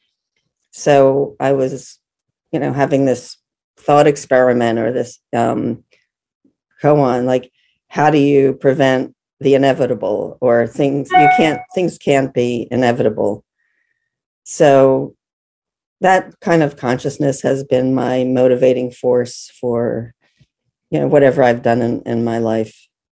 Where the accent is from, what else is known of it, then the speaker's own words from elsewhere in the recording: Philadelphia, Pennsylvania, United States; I'm from Philadelphia